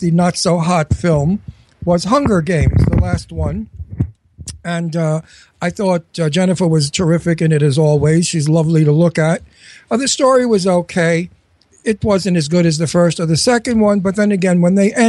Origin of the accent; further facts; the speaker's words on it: New York City, New York, United States; also born or lived in Brooklyn; I was born in Brooklyn, and I was raised in Astoria, Queens